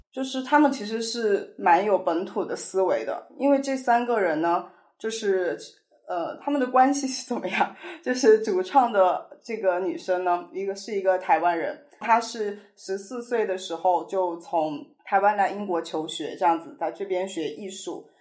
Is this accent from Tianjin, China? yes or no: no; Sichuan, China; moved away as an adult; now in London, United Kingdom; 我是四川人嘛